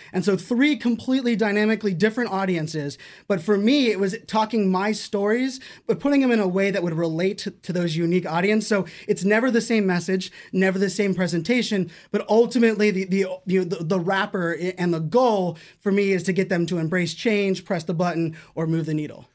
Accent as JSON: {"language": "English", "town": "Pittsburgh", "region": "Pennsylvania", "country": "United States", "tie": "born or raised there", "said": "I grew up in Pittsburgh, Pennsylvania"}